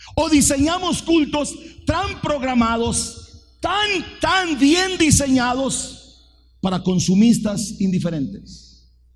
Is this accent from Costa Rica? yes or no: yes; Fraijanes, Alajuela, Costa Rica; yo soy de Fraijanes, soy piso de tierra